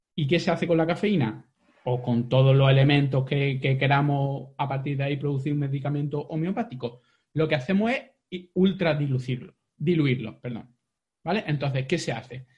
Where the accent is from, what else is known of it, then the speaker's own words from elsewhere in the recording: Jaén, Andalusia, Spain; soy muy de secano, soy de Jaén